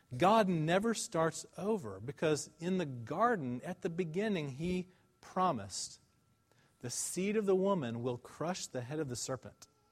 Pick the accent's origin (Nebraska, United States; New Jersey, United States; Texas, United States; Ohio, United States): Texas, United States; Dallas; I'm from Dallas. I went to Highland Park High School